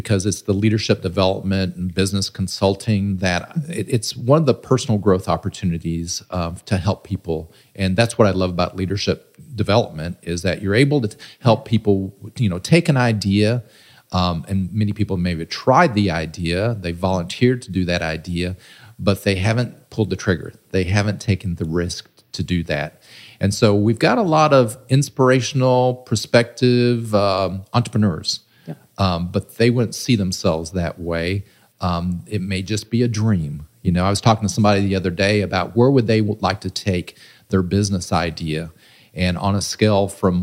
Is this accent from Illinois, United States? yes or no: yes; Southern Illinois, United States; I'm from Southern Illinois and was raised probably about 20 miles from here